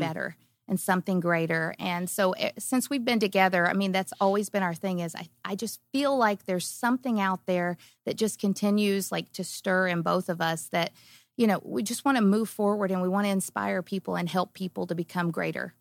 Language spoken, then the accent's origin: English; Kentucky, United States; I grew up small town in Kentucky and on a farm